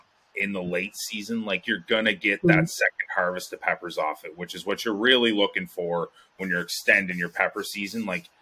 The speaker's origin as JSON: {"language": "English", "region": "Ontario", "country": "Canada"}